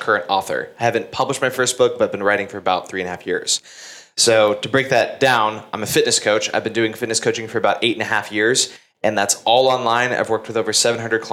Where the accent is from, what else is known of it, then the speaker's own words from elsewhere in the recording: Carrollton, Texas, United States; Grew up in a suburb called Carrollton